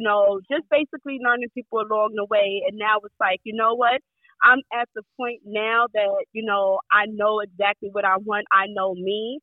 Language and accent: English; New York City, New York, United States; I grew up in Brownsville, Brooklyn, so it was pretty rough